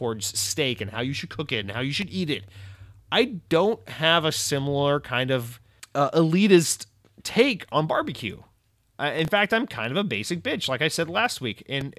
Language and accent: English; the South, United States; I'm a Southerner. I should be more into barbecue.